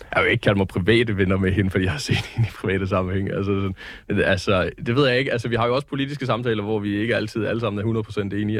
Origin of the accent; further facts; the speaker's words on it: Jutland, Denmark; jeg er jo jyde